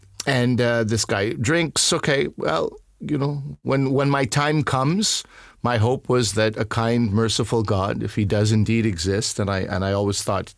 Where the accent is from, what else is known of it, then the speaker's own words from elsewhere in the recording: Montreal, Quebec, Canada; I'm from Montreal.